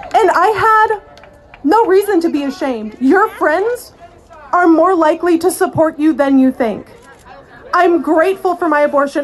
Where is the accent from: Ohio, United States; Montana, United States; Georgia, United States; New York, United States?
Georgia, United States; I am yet another Southerner. I grew up in Georgia